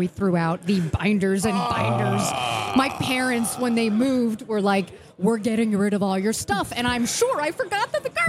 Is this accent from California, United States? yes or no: no; Florida, United States; I grew up in Florida, so we have fans in every room.